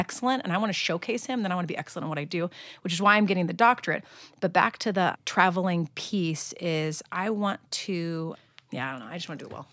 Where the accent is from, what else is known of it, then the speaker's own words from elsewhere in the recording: Long Beach, California, United States; small enough church in my hometown, Arboroath Church in Long Beach, California